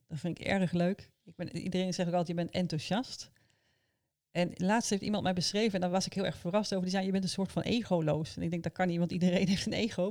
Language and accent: Dutch; Almelo, Overijssel, Netherlands; Ik ben opgegroeid in Almelo, helemaal aan de buitenrand